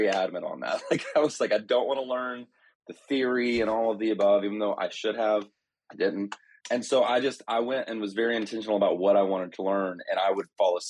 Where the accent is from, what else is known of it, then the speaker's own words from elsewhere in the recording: North Georgia, United States; I grew up in North Georgia